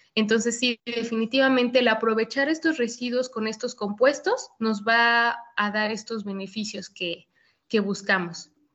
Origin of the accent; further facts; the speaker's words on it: State of Mexico, Mexico; en el Estado de México, de donde soy originaria